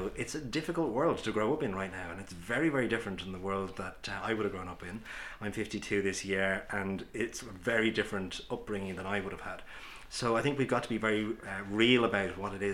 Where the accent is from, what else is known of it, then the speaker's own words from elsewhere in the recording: Ireland; Many of us growing up in Ireland, going back 20, 30, 40 years